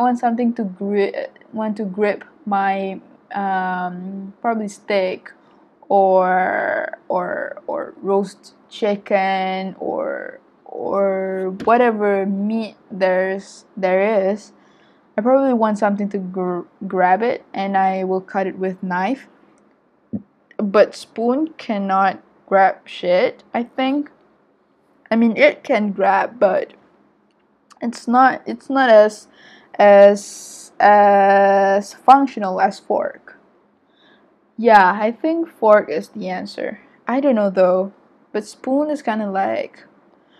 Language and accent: English; Malaysia; I'm an Asian, and I'm Malaysian